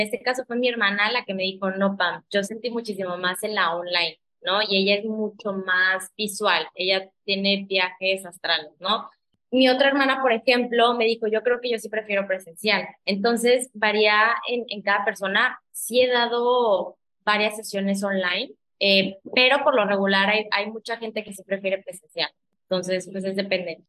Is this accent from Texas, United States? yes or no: yes; McAllen, Texas, United States; moved away as an adult; also born or lived in Torreón, Coahuila, Mexico; now in Playa del Carmen, Mexico; Yo soy originalmente de Torreón, pero viví toda mi vida en Texas, en McAllen